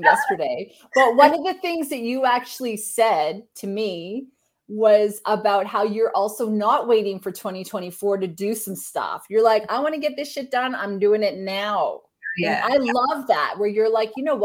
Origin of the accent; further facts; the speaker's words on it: Canada; I'm Canadian.